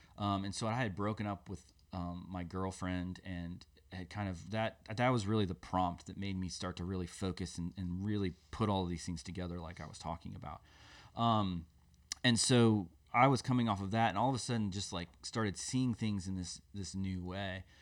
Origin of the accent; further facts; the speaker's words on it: Des Moines, Iowa, United States; moved away; I grew up in Des Moines, Iowa, in the Midwest